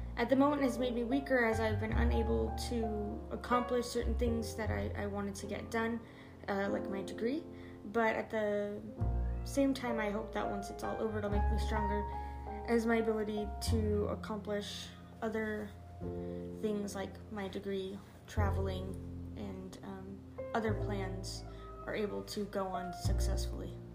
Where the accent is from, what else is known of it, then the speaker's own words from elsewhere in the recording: Moreno Valley, California, United States; now in Hemet, United States; I am uh, was born in Moreno Valley, but I currently live in Hemet, California